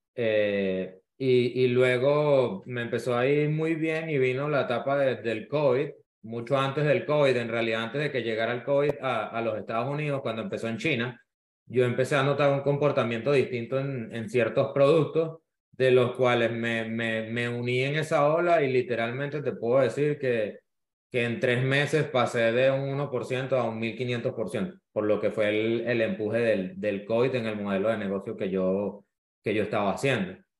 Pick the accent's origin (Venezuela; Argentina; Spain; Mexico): Venezuela; now in Miami, United States; soy venezolano, vivo, vivo en Miami, inmigrante.